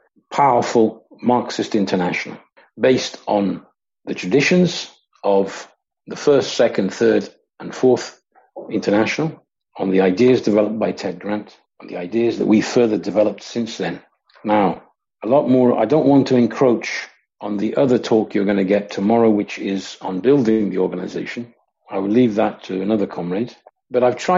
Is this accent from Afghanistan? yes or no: no; Coventry, West Midlands, United Kingdom; I grew up in Coventry in the Midlands in England.